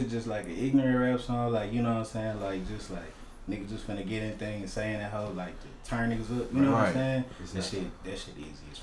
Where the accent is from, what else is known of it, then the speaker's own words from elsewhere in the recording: Missouri City, Texas, United States; I'm from Hunters Glen Folk.